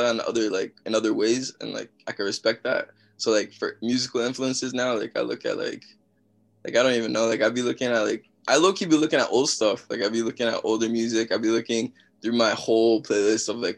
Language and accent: English; Mississauga, Ontario, Canada; also born or lived in Toronto; I'm from Toronto, or Mississauga, Ontario. That's in Canada